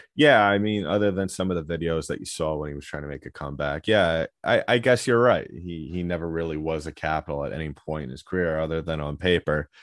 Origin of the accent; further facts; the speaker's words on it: New York, United States; growing up in New York, uh, growing up a Ranger fan